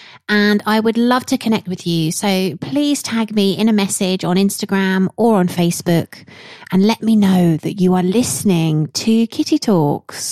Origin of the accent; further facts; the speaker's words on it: Yorkshire and the Humber, United Kingdom; accent: Yorkshire; going to Broughton Hall, my Yorkshire accent, which is up in Yorkshire